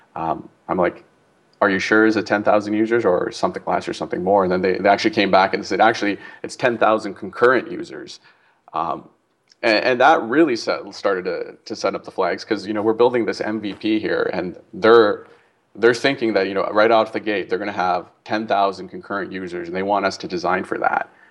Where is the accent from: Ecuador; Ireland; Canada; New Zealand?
Canada; moved away as an adult; I'm from Canada and I grew up there